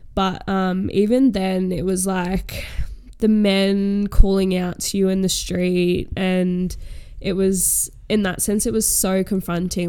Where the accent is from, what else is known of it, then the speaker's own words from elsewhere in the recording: Townsville, Queensland, Australia; now in Melbourne, Australia; growing up in Queensland, I actually probably went to the theme parks like one time when I was like eight